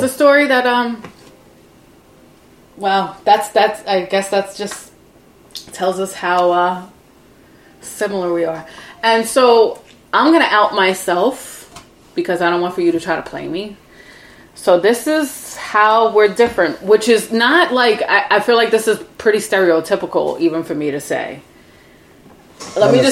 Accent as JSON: {"language": "English", "town": "New York City", "region": "New York", "country": "United States", "tie": "born or raised there", "also_born_or_lived": "Brooklyn, New York", "moved": "as an adult", "said": "I grew up on Staten Island"}